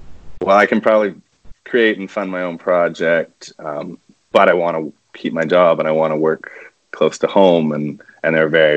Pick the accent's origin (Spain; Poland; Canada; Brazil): Canada; Vernon, British Columbia; moved away as an adult; also born or lived in Victoria, British Columbia; now in Prince George, Canada; I spent the first little bit of my life there before moving to Vernon in the interior